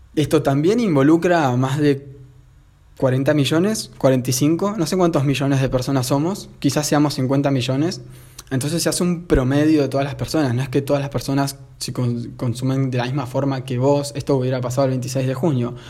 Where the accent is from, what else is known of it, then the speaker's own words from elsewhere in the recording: Argentina; acá en Argentina, yo soy argentino